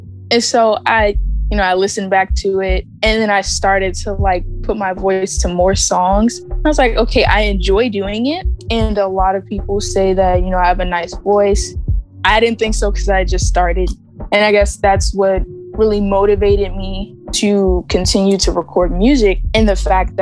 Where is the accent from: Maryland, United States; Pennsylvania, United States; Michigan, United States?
Maryland, United States; Clinton; I grew up in Clinton, Maryland